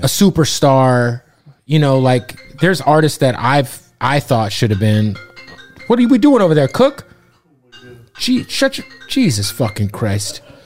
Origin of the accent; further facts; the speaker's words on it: Phoenix, Arizona, United States; also born or lived in Florida; now in Los Angeles, United States; I'm from Phoenix. I'm a West Coast dude